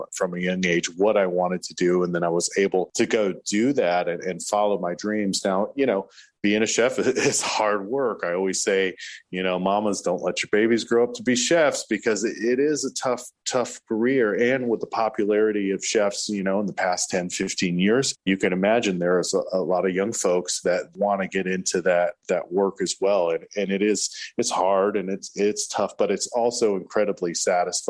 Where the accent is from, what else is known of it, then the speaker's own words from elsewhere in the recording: Tallahassee, Florida, United States; Grew up right here in Tallahassee.